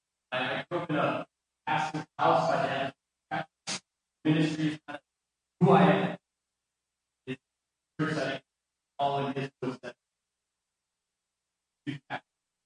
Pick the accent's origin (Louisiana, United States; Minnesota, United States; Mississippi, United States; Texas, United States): Minnesota, United States; Little Falls; I grew up in Little Falls, Minnesota. So it's a small town, very similar to St. Francis. I'm excited to be back. I grew up in a pastor's house.